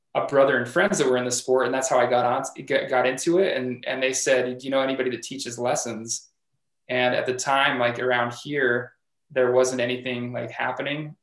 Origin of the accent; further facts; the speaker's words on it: Logan, Utah, United States; I am from Cache Valley, born and raised here in Logan